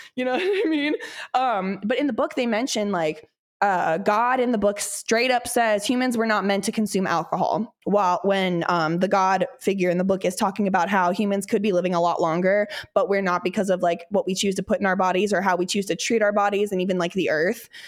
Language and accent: English; Midwest, United States; I grew up in the Midwest